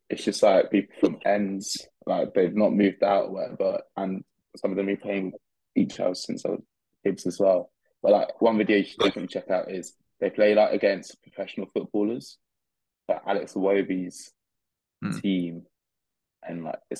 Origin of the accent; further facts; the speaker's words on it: Australia; We're from Australia, and I'm an idiot.